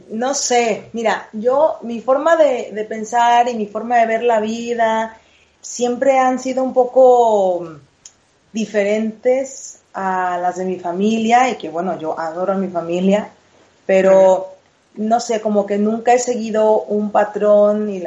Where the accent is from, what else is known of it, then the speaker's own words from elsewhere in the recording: Veracruz, Mexico; moved away as an adult; now in Madrid, Spain; Yo, mira, eh, nací en Veracruz, en México, hace 33 hermosas primaveras.